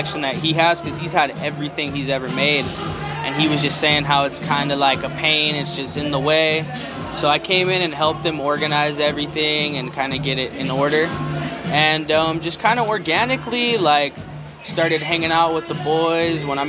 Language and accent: English; San Diego, California, United States; Especially living in South San Diego, where I'm from